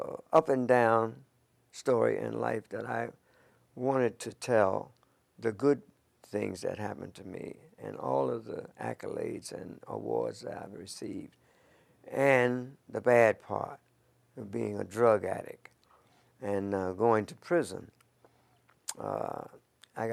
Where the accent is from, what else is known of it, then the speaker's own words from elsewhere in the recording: Philadelphia, Pennsylvania, United States; I was born in West Philly, 5710 Ludlow Street, in the house